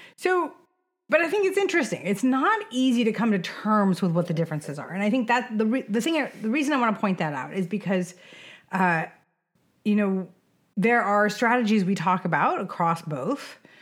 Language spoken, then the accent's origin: English; Sonoma County, California, United States; I grew up in Sonoma County